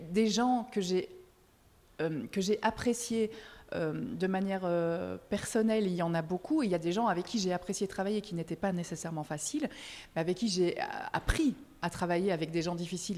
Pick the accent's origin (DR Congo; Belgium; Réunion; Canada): Belgium; now in France; je suis belge, parfois je, je fais des belgicismes